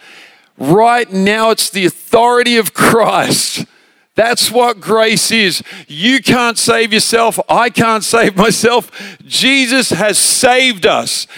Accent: Australia; moved away as an adult; also born or lived in Redding, California; I'm an Australian

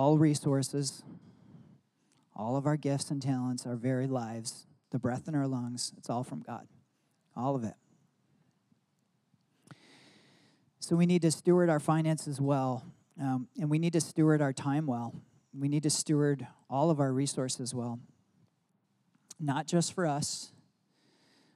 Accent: Michigan, United States; I grew up in Michigan

